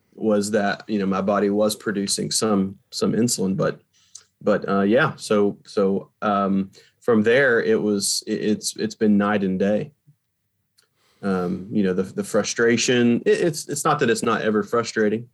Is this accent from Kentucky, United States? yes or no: yes; Appalachian area, Eastern Kentucky, United States; also born or lived in Virginia; now in New York, United States; I grew up in Eastern Kentucky. Mm-hmm. So I grew up in the Appalachian area of Kentucky